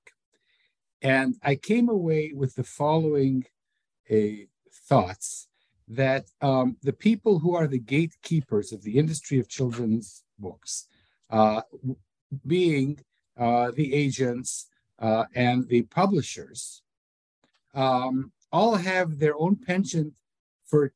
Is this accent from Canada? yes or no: yes; Winnipeg, Manitoba, Canada; I'm born in Winnipeg